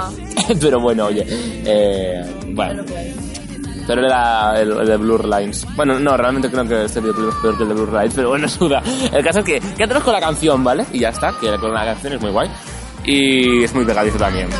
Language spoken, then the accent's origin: Spanish; Barcelona, Catalonia, Spain; yo soy de Barcelona